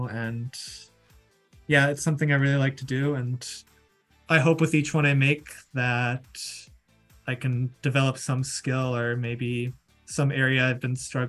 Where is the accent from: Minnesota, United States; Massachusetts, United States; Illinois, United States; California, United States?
Minnesota, United States; I'm a filmmaker from Minnesota